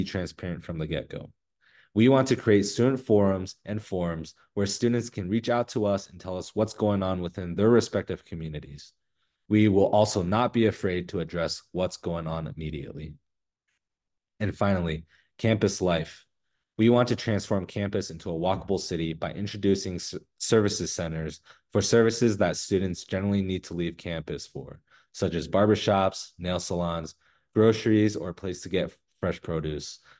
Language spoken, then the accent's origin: English; Sandy, Utah, United States; I'm from Sandy, Utah